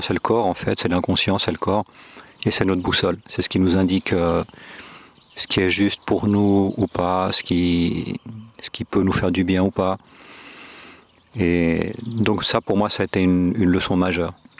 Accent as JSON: {"language": "French", "region": "Geneva", "country": "Switzerland", "tie": "born or raised there", "moved": "as an adult", "lives_now": "Córdoba, Spain", "said": "je suis né en Suisse, à Genève. Mes parents sont espagnols"}